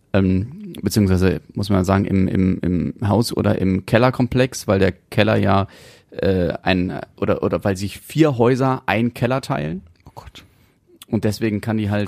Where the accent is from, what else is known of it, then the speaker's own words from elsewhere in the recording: North Rhine-Westphalia, Germany; bei uns in NRW